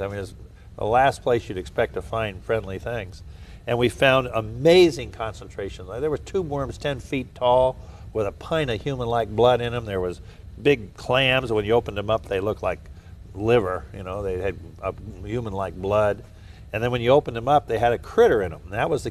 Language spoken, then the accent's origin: English; Southern California, United States; also born or lived in Wichita, Kansas; I was born in Wichita, Kansas, where all oceanographers come from. You know? And then I grew up in Southern California